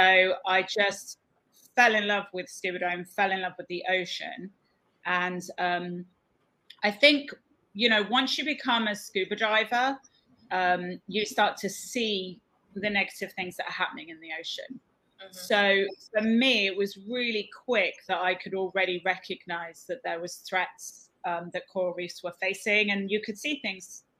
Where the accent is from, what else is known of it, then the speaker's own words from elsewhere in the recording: Cornwall, South West England, United Kingdom; now in The Bahamas; I'm from Cornwall originally in the UK. And I grew up there just by the ocean.